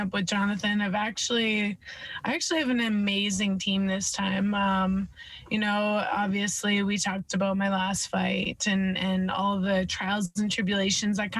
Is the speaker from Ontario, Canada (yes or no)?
no; Edmonton, Alberta, Canada; I'm from the west side of the country, you know, Alberta, Edmonton, Alberta, hometown